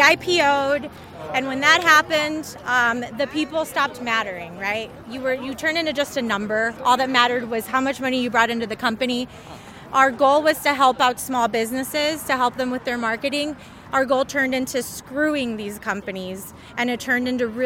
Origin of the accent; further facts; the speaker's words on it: Highland, Indiana, United States; also born or lived in Mexico; I'm from Northwest Indiana, from Highland